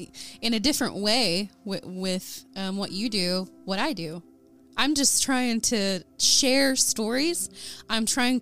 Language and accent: English; Ada, Oklahoma, United States; And I'm actually from Ada, Oklahoma. Okay. Born and raised.